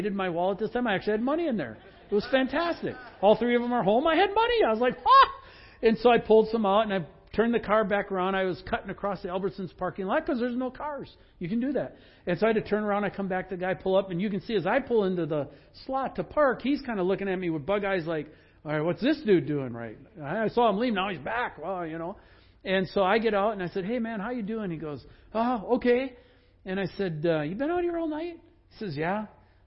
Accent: Sugar Bush, Wisconsin, United States; moved away; I grew up in Sugar Bush

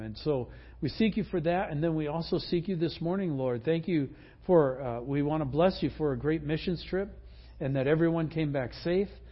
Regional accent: Midwest, United States; I grew up in the Midwest

